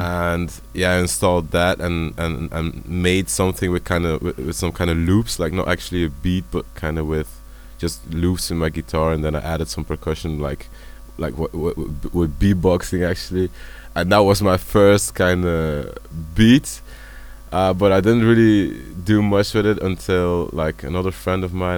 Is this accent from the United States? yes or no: no; Dutch speaking part, Flanders, Belgium; I'm from the Dutch speaking part